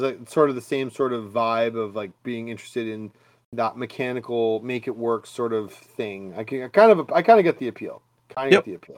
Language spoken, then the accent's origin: English; Canada; also born or lived in Scotland; we're Canadian